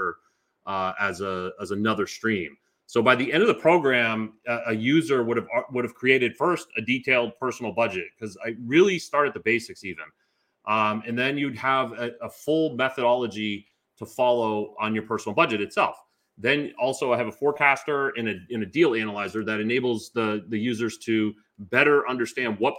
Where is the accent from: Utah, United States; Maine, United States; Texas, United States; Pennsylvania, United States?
Maine, United States; moved away as an adult; now in Raleigh, United States; originally I'm from Maine and I now reside in Raleigh, North Carolina.